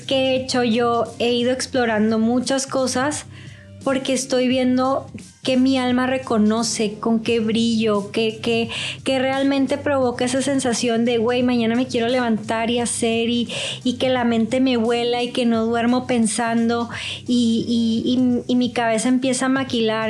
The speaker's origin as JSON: {"language": "Spanish", "country": "Mexico", "also_born_or_lived": "Mexico City", "said": "yo sí soy mexicano"}